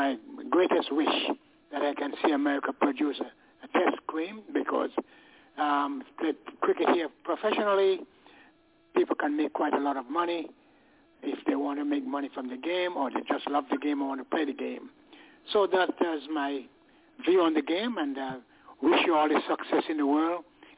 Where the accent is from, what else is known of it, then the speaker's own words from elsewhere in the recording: Montserrat; born there; also born or lived in England; I was born in Montserrat, West Indies, educated in England, and played for a club in Middlesex.